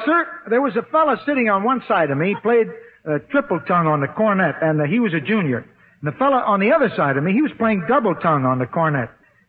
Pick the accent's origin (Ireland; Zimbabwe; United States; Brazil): United States; Mason City, Iowa; moved away; back in Mason City, Iowa. That's my hometown, you know.